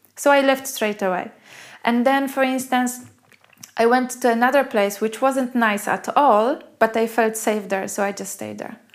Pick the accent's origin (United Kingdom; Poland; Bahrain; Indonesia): Poland; moved away as an adult; also born or lived in Australia; I come from Poland